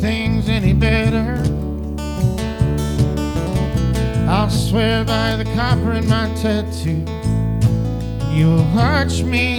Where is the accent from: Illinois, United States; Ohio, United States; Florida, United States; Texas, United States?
Illinois, United States; Chicago; also born or lived in Bedford-Stuyvesant, New York; I mostly consider Chicago my home. I moved here when I was out to the suburbs when I was 5. And I was born in Bedford Stuyvesant, New York, though.